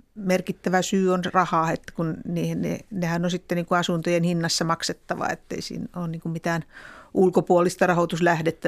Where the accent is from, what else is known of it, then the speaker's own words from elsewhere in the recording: Finland; olin tuolta maalta kotoisin